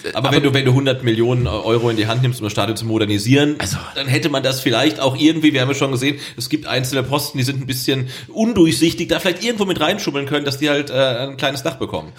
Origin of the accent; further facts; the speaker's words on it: Weinstadt, Baden-Württemberg, Germany; Bei uns in Endersbach